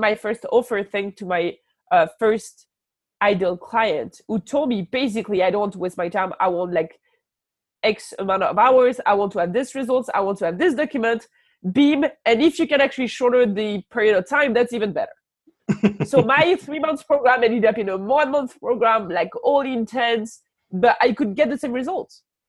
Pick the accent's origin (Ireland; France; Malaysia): France; accent: French; English is a second language; Now I actually truly appreciate my French accent because it brings me clients.